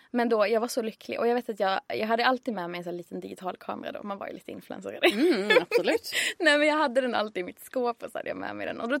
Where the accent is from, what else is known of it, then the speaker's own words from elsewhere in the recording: Skåne, Sweden; moved away as an adult; now in Stockholm, Sweden; jag tog studenten 2010 och sen flyttade till Stockholm 2011 för jag är från Skåne.